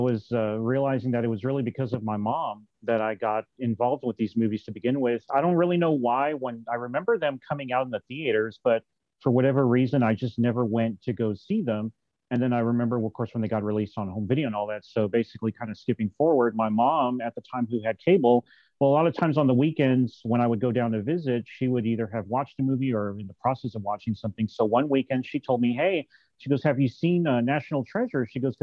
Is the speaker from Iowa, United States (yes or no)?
no; San Antonio, Texas, United States; I actually reside here in San Antonio, Texas, born and raised